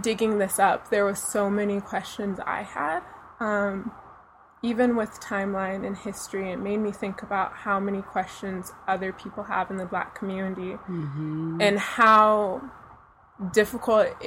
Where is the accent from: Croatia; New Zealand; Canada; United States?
United States; Ojai, California; I grew up in Ojai, California